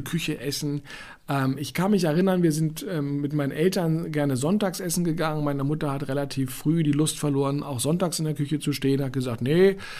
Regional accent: Berlin, Germany; Reichsstraße in Westend, Charlottenburg, ähm, wo ich als Kind aufgewachsen bin

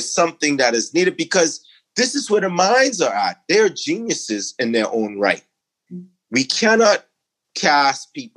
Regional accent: Exuma, Bahamas; I'm originally from Exuma, Bahamas. It's a rural island, not much development. I grew up on, you know, kind of a farm.

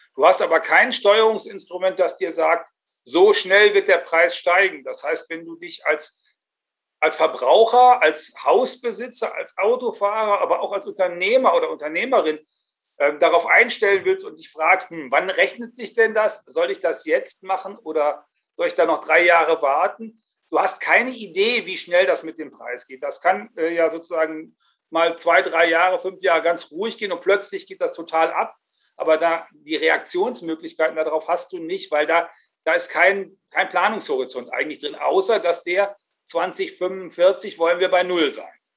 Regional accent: North Rhine-Westphalia, Germany; im Westfälischen, wo ich herkomme

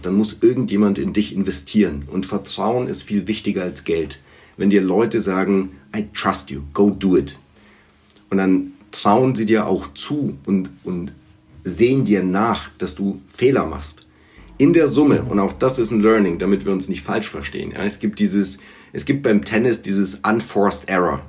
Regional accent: Erlangen, Bavaria, Germany; first language Bulgarian; German is a second language; also born or lived in Sofia, Bulgaria / London; Ich war knapp acht Jahre alt, als, äh, als meine Eltern nach, äh, nach Erlangen zogen

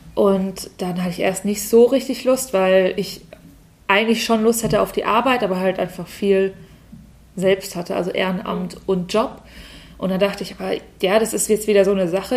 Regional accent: Walldorf, Germany; ich komme eigentlich aus Waldorf

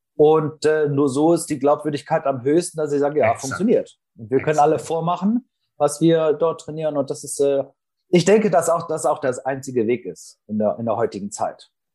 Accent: Northern Germany, Germany; komme aus Norddeutschland

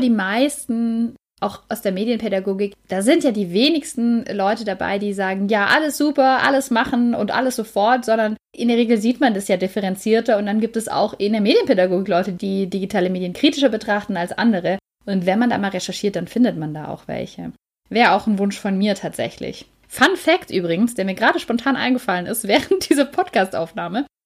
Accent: Germany; bei uns in Deutschland

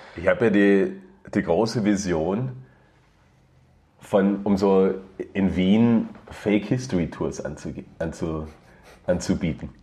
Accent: Germany; now in Austria; ich komme äh, ursprünglich aus, aus Deutschland und wohne jetzt auch schon sogar 15, nein, 16 Jahre schon in Österreich.

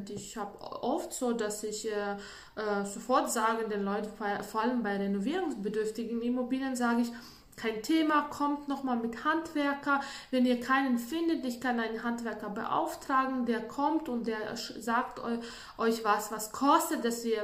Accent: Latvia; German is a second language; bei uns in Lettland, ich komme ja aus Lettland, und bei uns ist üblich, dass äh, jeder macht für sich extrem schön in den Wohnungen.

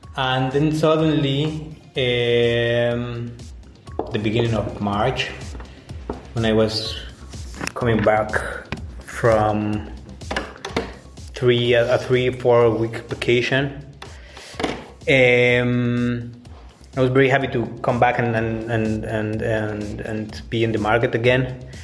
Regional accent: Mexico; English is a second language; moved away as an adult; now in Berlin, Germany; I'm mechanical engineer from Mexico.

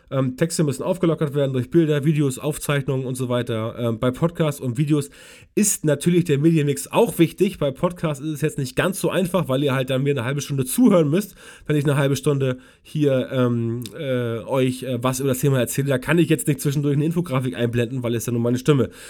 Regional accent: West Germany, Germany; weil ich komme aus Westdeutschland und weiß es deswegen nicht genau.

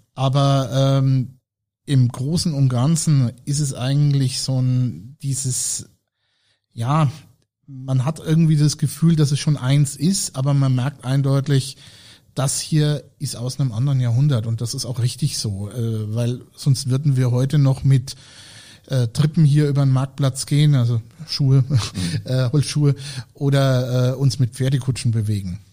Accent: Franconia, Bavaria, Germany; ich komme hier aus der Region

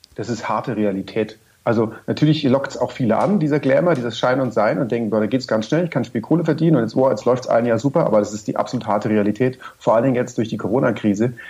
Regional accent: Munich, Bavaria, Germany; als Münchner

